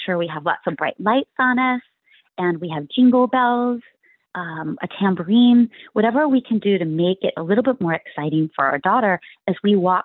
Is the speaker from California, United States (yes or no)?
yes; Palo Alto, California, United States; now in Sunnyvale, United States; my hometown in Palo Alto, where I was raised